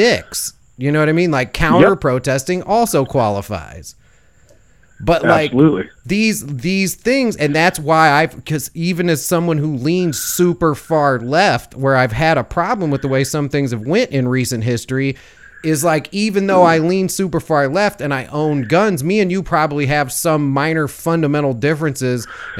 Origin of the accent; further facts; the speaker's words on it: Chicago, Illinois, United States; where I grew up in Chicago is right next to Skokie, Illinois